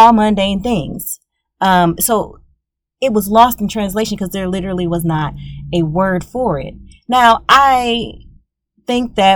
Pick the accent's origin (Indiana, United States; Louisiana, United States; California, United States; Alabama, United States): Louisiana, United States; I am from Louisiana. We're both Southern folks.